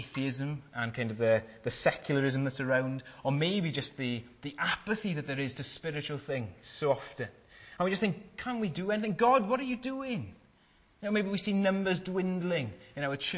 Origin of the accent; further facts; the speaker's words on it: Wales, United Kingdom; I'm Welsh